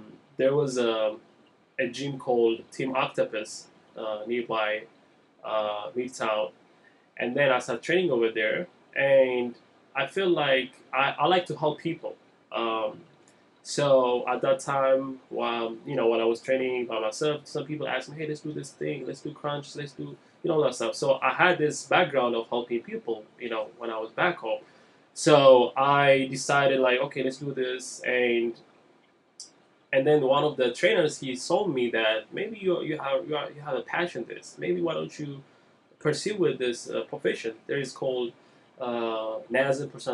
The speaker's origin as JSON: {"language": "English", "country": "Ethiopia", "moved": "yes", "said": "I'm from Ethiopia originally."}